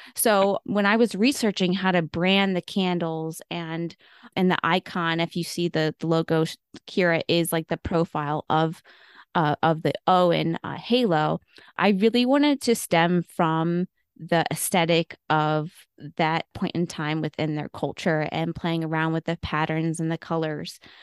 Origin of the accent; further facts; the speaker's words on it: Buffalo, New York, United States; moved away as an adult; now in Pittsburgh, United States; I am actually originally from Buffalo, New York. Buffalonian at heart, but I've been in Pittsburgh for about ten years